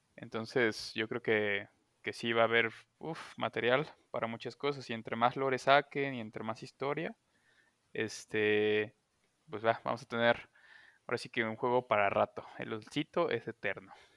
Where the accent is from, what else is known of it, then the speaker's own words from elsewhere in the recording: Xalapa, Veracruz, Mexico; Soy de Jalapa, como el Chavis